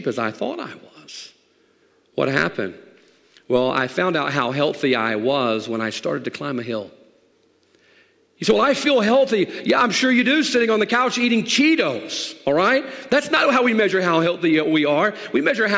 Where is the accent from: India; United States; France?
United States; the South; I grew up in the South